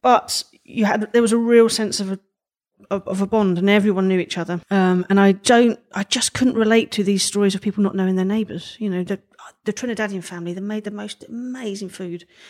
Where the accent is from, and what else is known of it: London, United Kingdom; accent: Cockney